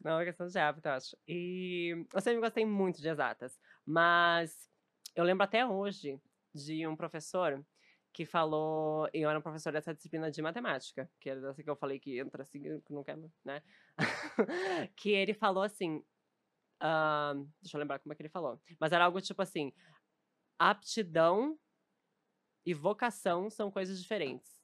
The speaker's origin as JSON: {"language": "Portuguese", "town": "Novo Hamburgo", "region": "Rio Grande do Sul", "country": "Brazil", "also_born_or_lived": "Porto Alegre", "moved": "as an adult", "lives_now": "São Paulo, Brazil", "said": "sou de Novo Hamburgo que é pertinho, assim, 40 quilômetros, bem pertinho"}